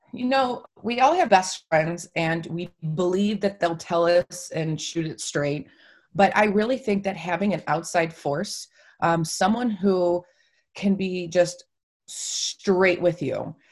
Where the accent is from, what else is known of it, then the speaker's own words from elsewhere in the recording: Toledo, Ohio, United States; also born or lived in Holland, Michigan; I am from Toledo, Ohio